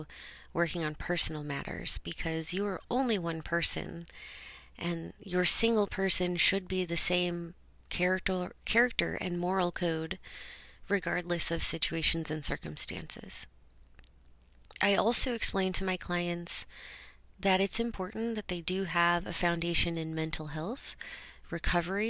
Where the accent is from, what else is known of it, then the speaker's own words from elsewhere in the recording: Orange County, California, United States; also born or lived in Los Angeles, California; I was born in Los Angeles, but I ended up moving down to Orange County once my parents, decided they wanted to move on up for a better life for themselves.